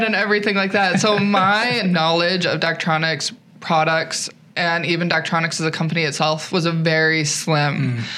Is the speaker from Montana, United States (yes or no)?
yes; Eastern Montana, United States; moved away as an adult; now in South Dakota, United States; I'm originally from Eastern Montana